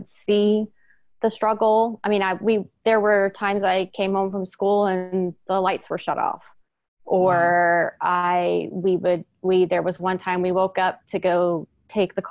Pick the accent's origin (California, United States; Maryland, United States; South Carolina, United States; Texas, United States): Texas, United States; Houston; now in East Bay, United States; I was born and raised in Houston, Texas